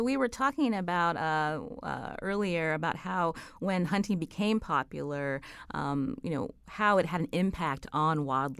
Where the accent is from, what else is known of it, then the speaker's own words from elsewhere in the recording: Pennsylvania, United States; I would mention when I grew up in Pennsylvania, I knew a lot of people.